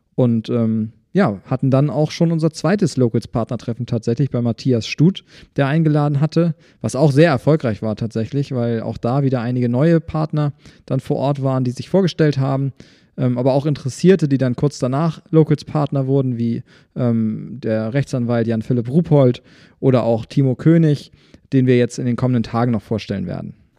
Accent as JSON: {"language": "German", "town": "Schwarzenberg", "region": "Saxony", "country": "Germany", "tie": "born or raised there", "said": "ich bin auch in Schwarzweg aufgewachsen"}